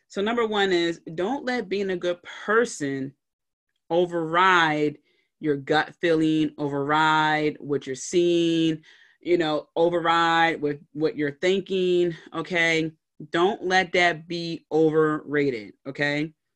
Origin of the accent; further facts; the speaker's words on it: Philadelphia, Pennsylvania, United States; in my hometown in Philly